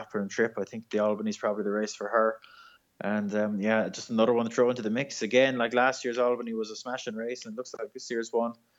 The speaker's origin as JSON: {"language": "English", "country": "Ireland", "said": "We're just nice people in Ireland."}